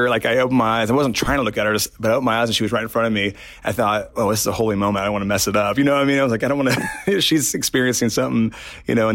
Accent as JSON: {"language": "English", "region": "Indiana", "country": "United States", "said": "I'm from Indiana"}